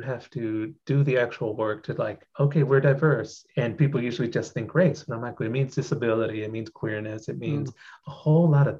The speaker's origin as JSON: {"language": "English", "town": "Corpus Christi", "region": "Texas", "country": "United States", "tie": "born or raised there", "said": "I grew up in Corpus Christi, Texas"}